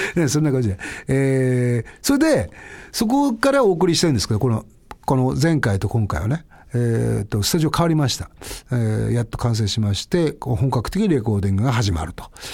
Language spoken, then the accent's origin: Japanese; Eastern Japan, Tohoku, Japan; also born or lived in Setagaya, Tokyo; now in Tokyo, Japan; 東日本、まあ、うちの地元なので